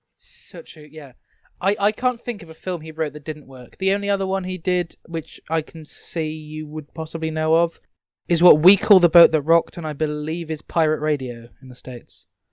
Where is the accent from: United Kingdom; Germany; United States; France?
United Kingdom